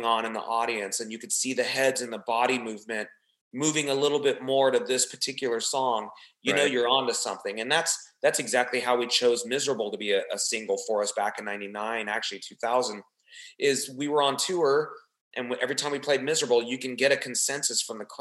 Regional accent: Southern California, United States; growing up in the Southern California area, of course, then the punk rock kind of comes in our area

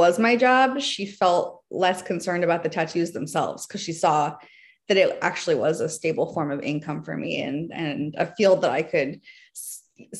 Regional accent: Athens, Georgia, United States; moved away as an adult; now in New York, United States; I grew up in Georgia. I moved there. My family moved there when I was three

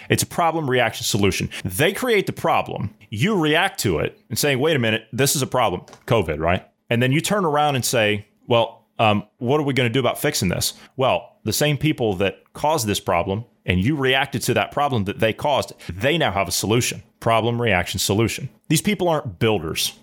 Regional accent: United States; I'm an American

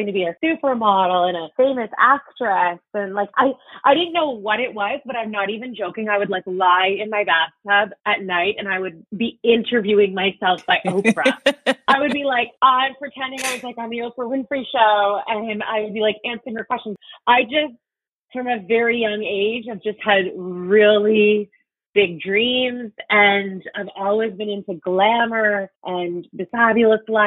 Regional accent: Toronto, Ontario, Canada; I grew up in Etobicoke in Toronto

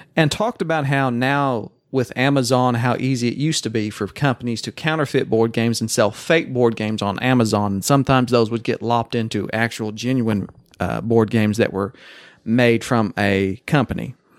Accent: Oklahoma, United States; accent: Oklahoma; It's Oklahoma, 'cause I am from Oklahoma

